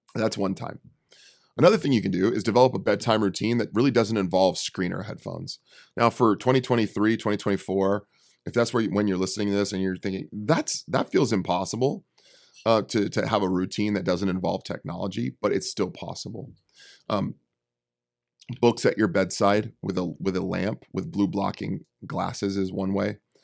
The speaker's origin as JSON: {"language": "English", "area": "Bay Area", "region": "California", "country": "United States", "said": "I'm from the Bay Area. I'm from the city"}